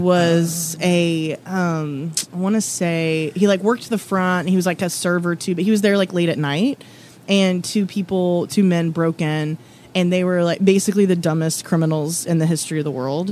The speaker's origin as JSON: {"language": "English", "region": "Oklahoma", "country": "United States", "tie": "born or raised there", "also_born_or_lived": "Texas", "moved": "yes", "lives_now": "Lexington, United States", "said": "My brother and I were born in Texas and raised in Oklahoma"}